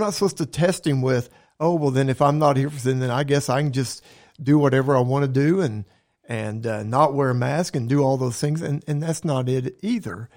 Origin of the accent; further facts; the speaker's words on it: Oklahoma, United States; I love living in this state. I was born in Oklahoma